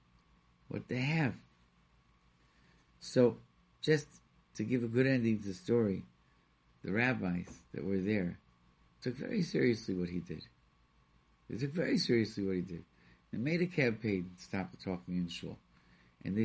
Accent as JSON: {"language": "English", "town": "Rochester", "region": "New York", "country": "United States", "tie": "born or raised there", "said": "I grew up in Rochester, New York"}